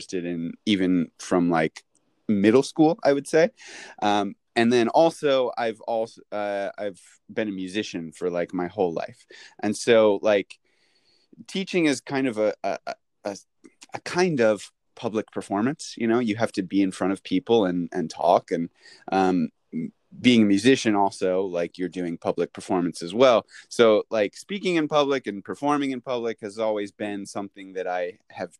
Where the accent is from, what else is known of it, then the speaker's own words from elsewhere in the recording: St. Louis, Missouri, United States; moved away as an adult; now in Japan; I'm from St. Louis, Missouri. And I grew up there